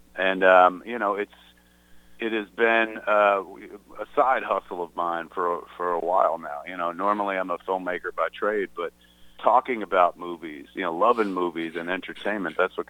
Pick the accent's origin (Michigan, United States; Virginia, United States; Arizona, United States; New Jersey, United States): New Jersey, United States; Atlantic Highlands; I bought my hometown movie theater in the town of Atlantic Highlands, New Jersey, down the shore, as we say. And it's the movie theater I grew up going to the movies at.